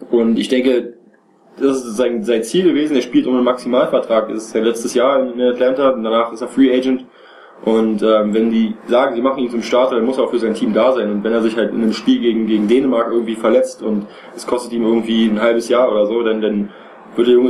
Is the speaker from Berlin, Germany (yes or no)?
yes; Berlin, Germany; ich sage jetzt mal letzte Saison bei Alba Berlin zum Beispiel, als Beispiel für mich jetzt als Berliner